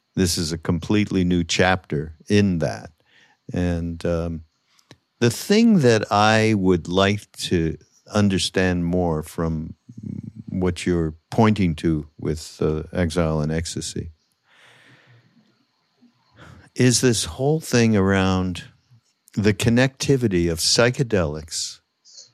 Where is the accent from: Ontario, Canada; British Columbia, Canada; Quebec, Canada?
Quebec, Canada; Montreal; I grew up in Montreal, which, you know, French speaking, Quebec